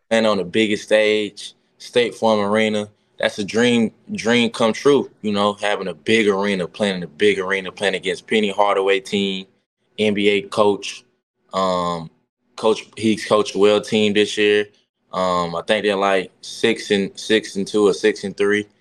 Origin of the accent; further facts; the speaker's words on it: the South, United States; I'm from the South